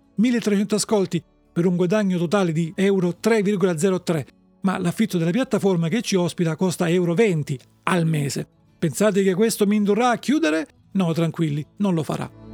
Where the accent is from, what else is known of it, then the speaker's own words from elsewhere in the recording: Salento, Apulia, Italy; Dalle mie parti, nel Salento, i giovani dicono, o forse dicevano, roba di coma